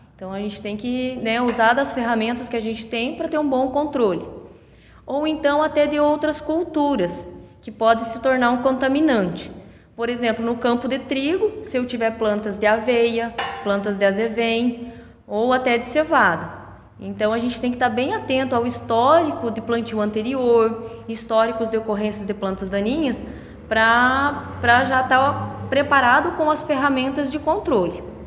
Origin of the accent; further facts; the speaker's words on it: Medianeira, Paraná, Brazil; moved away as an adult; also born or lived in Toledo, Brazil; now in Arapoti, Brazil; sou natural da região de Medianeira